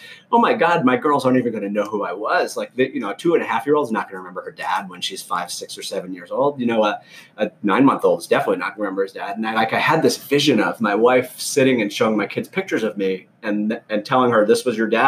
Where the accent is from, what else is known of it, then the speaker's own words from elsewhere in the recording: Fall River, Massachusetts, United States; now in Washington, D.C. area, United States; I grew up about 50 miles south of Boston in an old blue-collar mill town called Fall River, Massachusetts